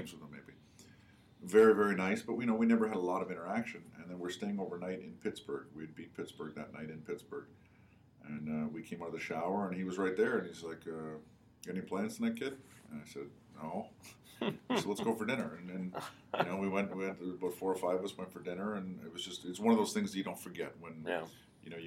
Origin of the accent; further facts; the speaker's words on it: Canada; moved away; growing up in Canada